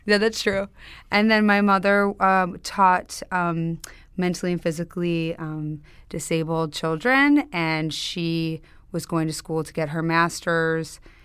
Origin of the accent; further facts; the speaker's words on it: Highland Park, Illinois, United States; accent: Chicago; In Chicago, outside Chicago, Highland Park. It's a a North Shore suburb